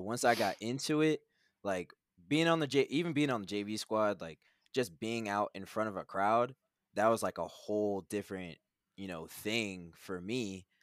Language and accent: English; Manhattan, Kansas, United States; I'm from Manhattan, Kansas